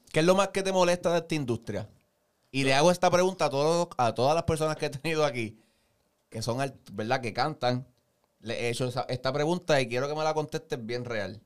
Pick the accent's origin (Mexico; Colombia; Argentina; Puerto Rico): Puerto Rico; nacimos en Puerto Rico, nos criamos aquí